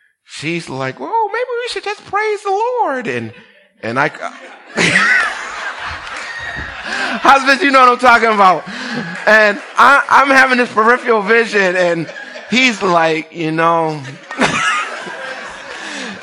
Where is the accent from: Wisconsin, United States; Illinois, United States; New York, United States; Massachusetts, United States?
Massachusetts, United States; Boston; I'm from Boston